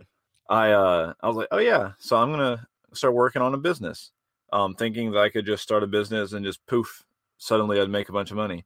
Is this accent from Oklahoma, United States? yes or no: no; Georgia, United States; moved away as an adult; now in Greenville, United States; I'm born and raised in Georgia. Been here in Greenville for about six or so years